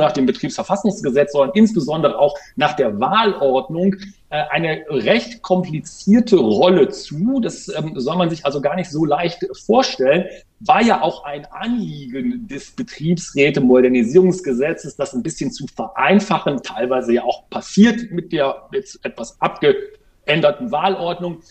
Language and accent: German; Germany; bei uns in Deutschland